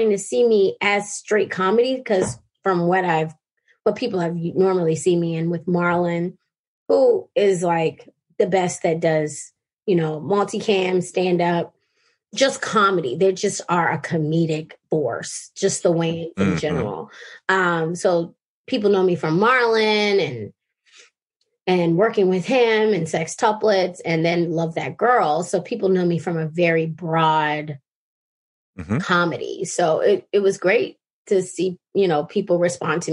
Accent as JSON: {"language": "English", "town": "Baltimore", "region": "Maryland", "country": "United States", "tie": "born or raised there", "also_born_or_lived": "California", "moved": "as an adult", "said": "I grew up in Baltimore City"}